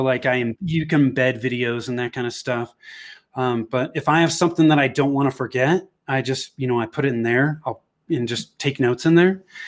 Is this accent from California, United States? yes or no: yes; Bay Area, Northern California, United States; moved away as an adult; now in Denver, United States; I was born and raised in the Bay Area in Northern California.